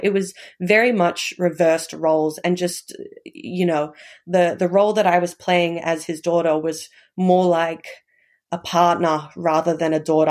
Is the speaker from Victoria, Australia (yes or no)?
yes; Melbourne, Victoria, Australia; also born or lived in Hobart, Tasmania; I was actually born in Hobart, but moved down to, moved up to Melbourne when I was quite young.